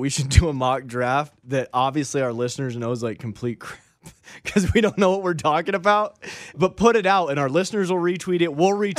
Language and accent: English; Wyoming, United States; I'm from Wyoming.